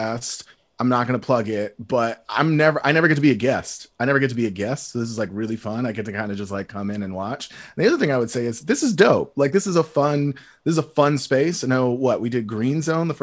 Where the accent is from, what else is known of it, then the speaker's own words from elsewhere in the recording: Fort Mill, South Carolina, United States; moved away as an adult; also born or lived in New York / California; now in San Diego, United States; I'm originally from New York, baby. New York or nowhere, BXBK all day. I grew up in Charlotte area, Fort Mill, really.